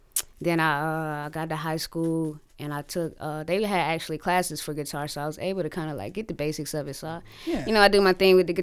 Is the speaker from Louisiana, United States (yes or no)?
no; Creedmoor, North Carolina, United States; I'm from a small town outside of Raleigh, a little town called Creedmoor. I'm from Creedmoor.